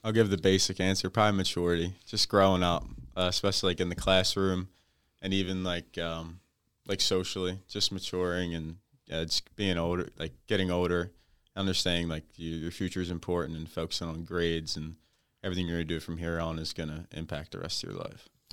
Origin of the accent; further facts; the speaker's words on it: New Jersey, United States; I'm from South Jersey